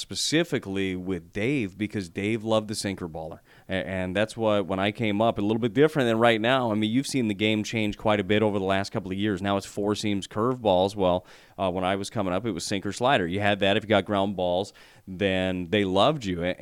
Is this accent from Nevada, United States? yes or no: yes; Las Vegas, Nevada, United States; moved away; my hometown, Las Vegas